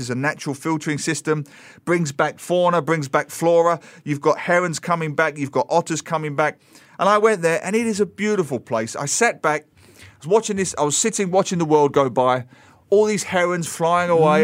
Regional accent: Dagenham, London, United Kingdom; now in Singapore; I grew up in the English equivalent of Yishun, which was Dagenham

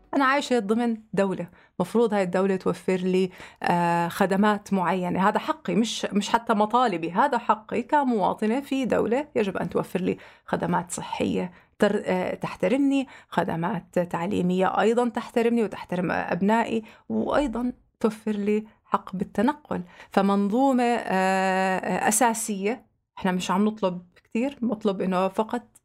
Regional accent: Jordan; عندنا بالأردن

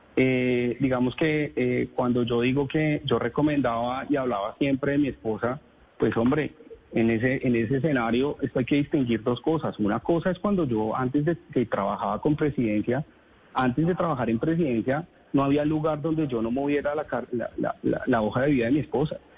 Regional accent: Colombia; sacar adelante mi familia en mi país, a este país que amo

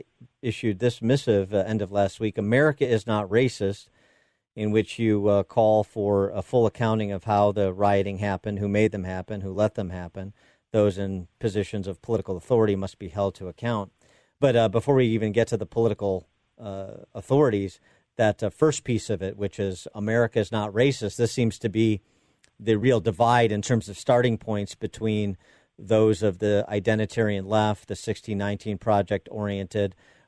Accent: Illinois, United States; Livingston County, Illinois, my home state.

